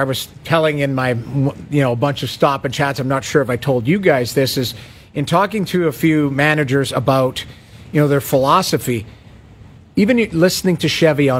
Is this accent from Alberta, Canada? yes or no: yes; Edmonton, Alberta, Canada; Like I say, I grew up in Edmonton.